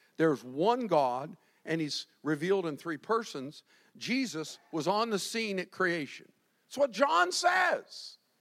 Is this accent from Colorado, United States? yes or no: no; Winter Park, Florida, United States; I'm growing up in Winter Park, first generation Floridian